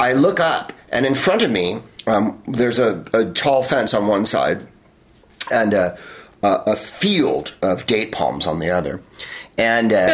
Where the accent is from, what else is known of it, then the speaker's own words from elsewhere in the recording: Bay Area, California, United States; now in Los Angeles, United States; I'm from the Bay Area. And we say garage. We say Hella, and we say garage, and quarter